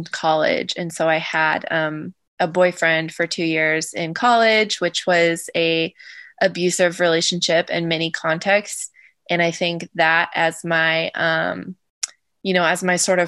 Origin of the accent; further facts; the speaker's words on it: Southern Ohio, United States; the family that I grew up with locally in Southern Ohio